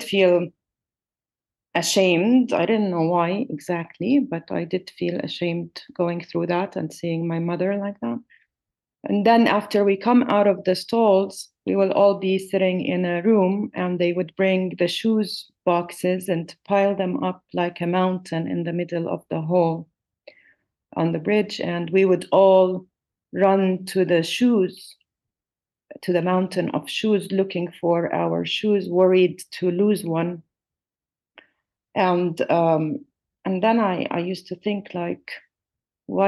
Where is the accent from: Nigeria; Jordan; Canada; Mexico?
Jordan; also born or lived in Palestine; we left to live in Jordan